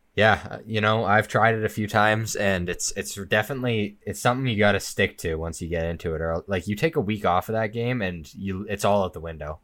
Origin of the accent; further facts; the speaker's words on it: Okotoks, Alberta, Canada; in my home, like, in Okotoks, in my hometown